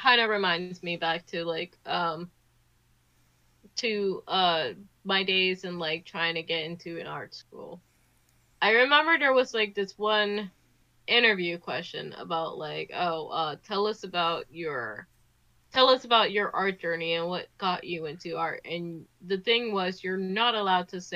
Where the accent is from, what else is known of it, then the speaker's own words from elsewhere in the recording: New Jersey, United States; I grew up in Jersey